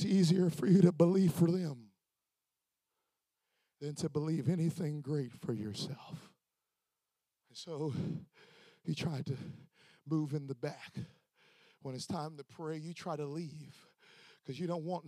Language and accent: English; Florida, United States; I'm just from Florida.